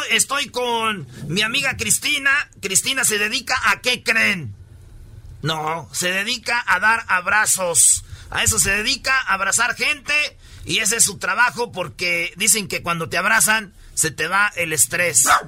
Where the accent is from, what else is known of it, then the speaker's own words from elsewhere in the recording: New Orleans, Louisiana, United States; Spanish is a second language; soy de Nueva Orleans.